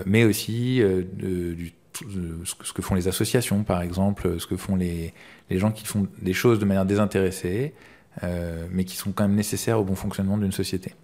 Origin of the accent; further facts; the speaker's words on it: Paris, Île-de-France, France; j'ai grandi à Paris